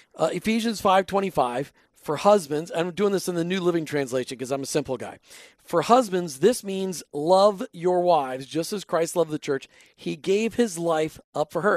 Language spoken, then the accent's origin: English; Minnesota, United States; accent: Minnesota; my Minnesota accent coming out there